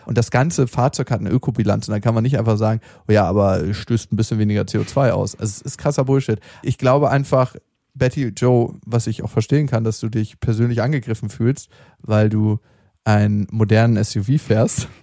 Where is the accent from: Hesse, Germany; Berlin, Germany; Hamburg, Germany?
Berlin, Germany; in dem alten Park in Berlin, wo ich aufgewachsen bin